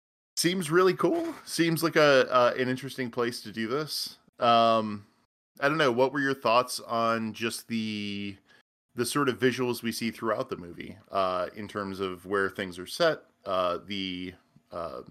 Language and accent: English; Pittsburgh, Pennsylvania, United States; I know I'm originally from Pittsburgh, Pennsylvania